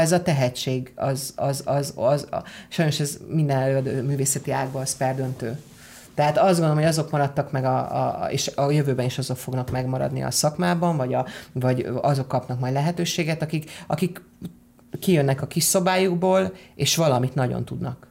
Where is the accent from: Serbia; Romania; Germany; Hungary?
Hungary; moved away as an adult; also born or lived in England; én azért jöttem haza, mert én azt gondolom, hogy én magyar ember vagyok